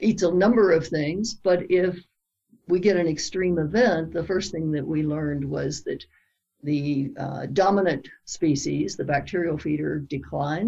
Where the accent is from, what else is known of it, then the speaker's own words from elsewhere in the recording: Lexington, Kentucky, United States; I grew up in Lexington, Kentucky